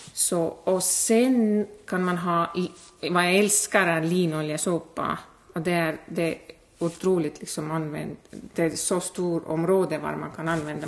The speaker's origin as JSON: {"language": "Swedish", "country": "Estonia", "tie": "born or raised there", "second_language": "Swedish", "moved": "as an adult", "lives_now": "Hudiksvall, Sweden", "said": "jag är född och uppvuxen i Estland"}